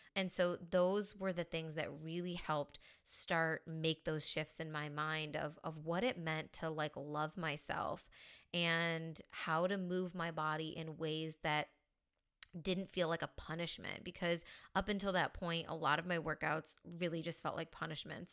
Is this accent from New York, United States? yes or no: yes; a small town in New York, United States; moved away as an adult; now in Spain; So I'm originally from the States. I'm from a small town in New York.